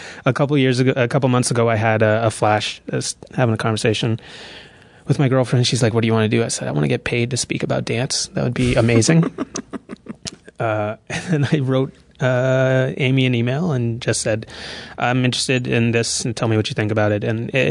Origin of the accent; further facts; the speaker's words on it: Toronto, Ontario, Canada; I'm from Toronto, Ontario. I don't know how in much detail to go. I went to a fine arts high school in Toronto.